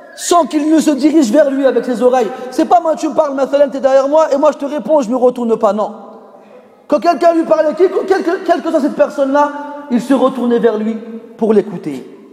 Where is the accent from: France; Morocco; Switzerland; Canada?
Morocco; en tant que Marocain formaté